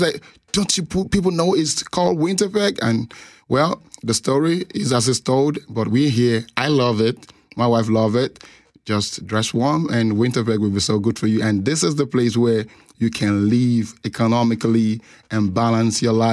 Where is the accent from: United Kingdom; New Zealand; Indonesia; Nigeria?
Nigeria; moved away as an adult; now in Winnipeg, Canada; I'm from Nigeria.